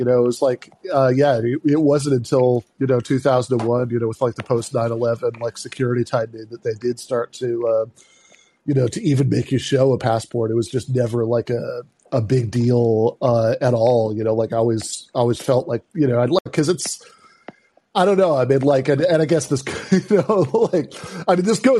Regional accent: Michigan, United States; now in Atlanta, United States; I grew up again in Michigan

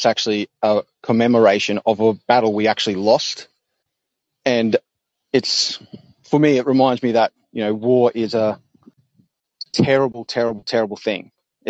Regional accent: Australia; now in Brisbane, Australia; I'm calling from Brisbane, Australia.

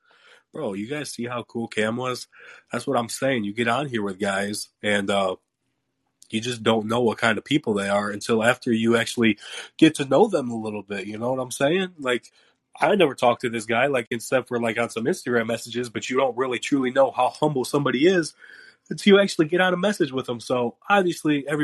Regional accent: Ohio, United States; now in Tennessee, United States; I'm from Ohio

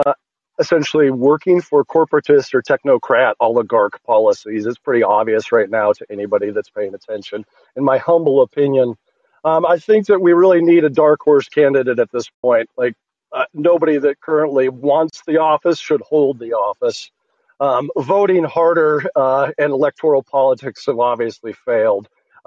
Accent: Massachusetts, United States; moved away; I was born in Massachusetts. So thank you for the work you're doing in my home state. I'm not in Massachusetts anymore

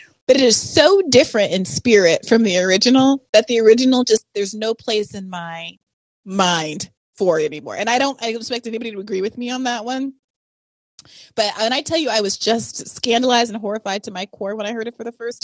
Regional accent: Kenya; moved away; when I was growing up in Kenya

